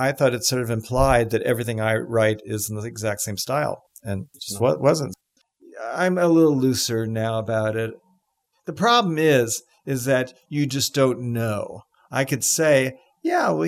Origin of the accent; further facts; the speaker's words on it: New York City, New York, United States; I'm from New York City. You know, I was raised, I was adopted by my aunt